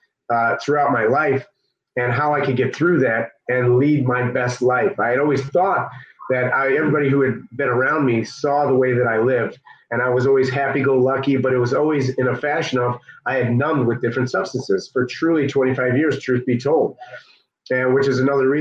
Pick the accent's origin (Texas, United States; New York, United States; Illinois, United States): Illinois, United States; Chicago; I'm from the South Suburbs of Chicago